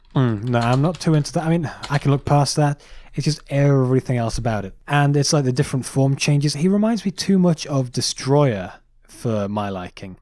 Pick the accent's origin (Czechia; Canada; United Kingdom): United Kingdom; England; we're English.